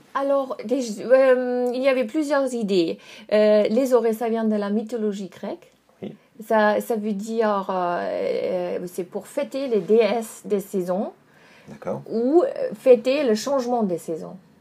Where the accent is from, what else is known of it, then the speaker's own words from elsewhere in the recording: Dresden, Saxony, Germany; French is a second language; moved away as an adult; now in Burgundy, France; je suis allemande. Euh, je viens de Dresde en Allemagne